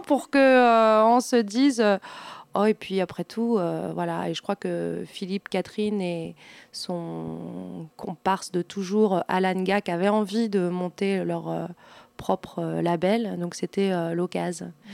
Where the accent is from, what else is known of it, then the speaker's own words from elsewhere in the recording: Val-d'Oise, Île-de-France, France; Je ne suis pas vendéenne. Je suis euh, du, je suis née dans le Val d'Oise.